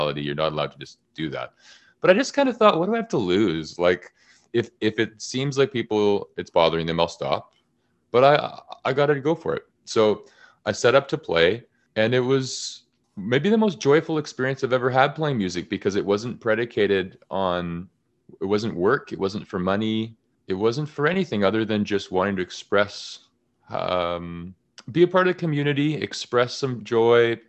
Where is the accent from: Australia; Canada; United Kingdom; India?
Canada; I'm very Canadian